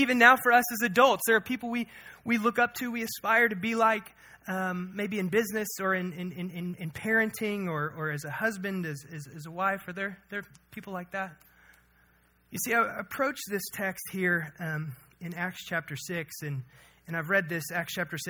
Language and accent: English; Missouri, United States; growing up in Missouri in the Midwest